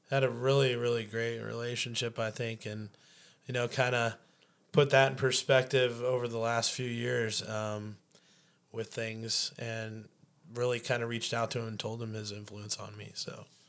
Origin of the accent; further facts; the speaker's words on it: Chico, California, United States; moved away as an adult; now in Anchorage, United States; born and read in California. Uh, moved to Chico, California when I was eight years old. Uh, spent thirty-two years of my life down there before I made the great trek up north to Anchorage in two thousand nine